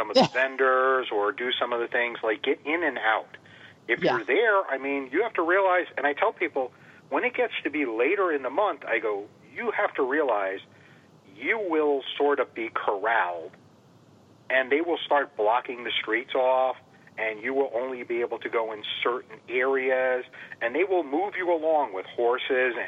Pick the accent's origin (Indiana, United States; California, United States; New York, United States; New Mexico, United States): New York, United States; White Plains, Westchester County, then Glenham, Dutchess County; moved away as an adult; also born or lived in Massachusetts; I was born in Westchester County, up in White Plains, New York, and then from there went to Dutchess County, up towards a little place called Glenham, which was between Beacon and Fishkill